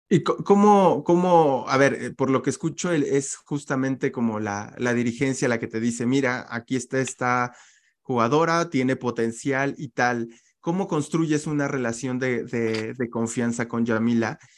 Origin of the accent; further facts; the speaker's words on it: Mexico; como le decimos aquí en México